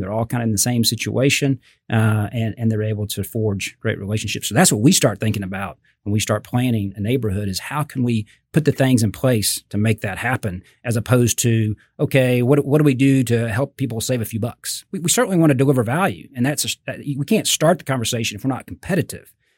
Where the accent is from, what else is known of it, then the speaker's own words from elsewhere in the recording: Fort Worth, Texas, United States; also born or lived in Austin; I grew up in Fort Worth. Uh, I lived in Austin for about eight years